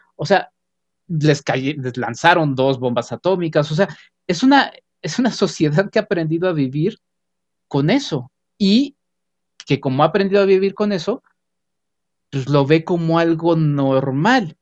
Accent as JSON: {"language": "Spanish", "country": "Mexico", "said": "como mexicanos"}